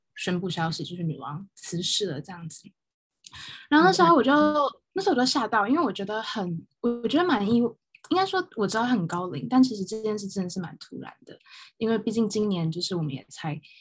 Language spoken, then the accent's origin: Chinese; Taiwan; now in United Kingdom; 同时台湾人